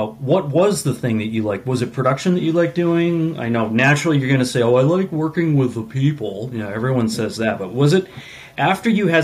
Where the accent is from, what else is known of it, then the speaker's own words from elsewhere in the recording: Mount Vernon, Maine, United States; I grew up in Mount Vernon, Maine, and learned to fly fish in the Belgrade Lakes region